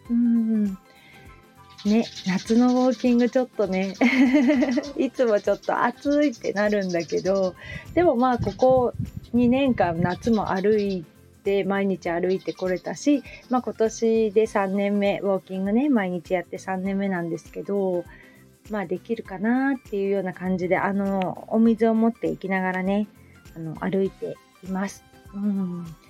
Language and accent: Japanese; Hamamatsu, Shizuoka, Japan; also born or lived in Kita-Kamakura, Kanagawa; now in Kamakura, Japan; 私の実家がそこら辺なので